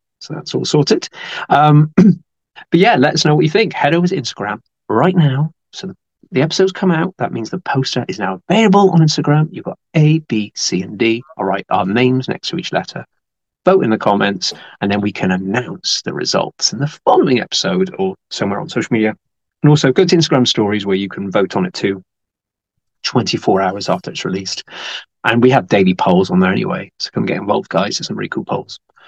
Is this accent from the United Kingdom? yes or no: yes; United Kingdom; as a Brit, I'm very proud of the quality of the stuff we produce